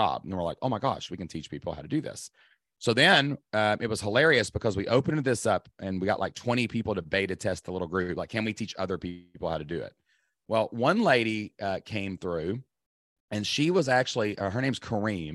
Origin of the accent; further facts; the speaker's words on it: Kentucky, United States; I'm from Kentucky